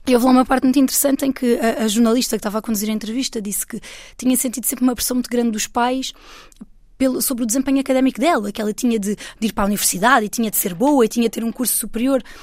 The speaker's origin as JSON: {"language": "Portuguese", "region": "Alentejo", "country": "Portugal", "said": "eu sou portuguesa e eu sou uma mulher do Alentejo."}